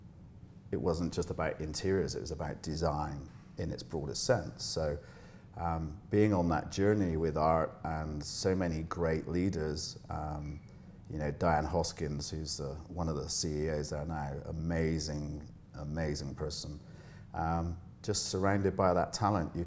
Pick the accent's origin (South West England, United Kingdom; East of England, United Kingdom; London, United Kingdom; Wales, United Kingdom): South West England, United Kingdom; Bristol; moved away as an adult; now in Dubai, United Arab Emirates; I grew up in Bristol in the UK